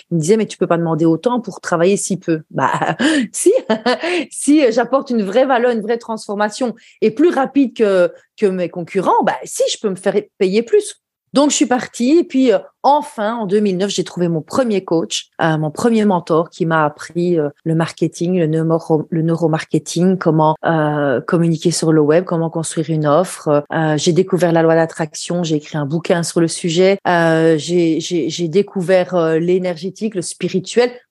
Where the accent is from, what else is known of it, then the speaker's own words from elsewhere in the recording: Belgium; ce genre de de comme on dit chez nous en Belgique.